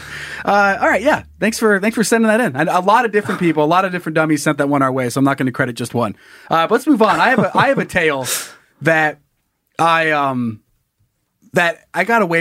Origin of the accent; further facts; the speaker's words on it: Sun Valley, Idaho, United States; also born or lived in Salmon, Idaho / Coeur d'Alene, Idaho; my hometown of Sun Valley, Idaho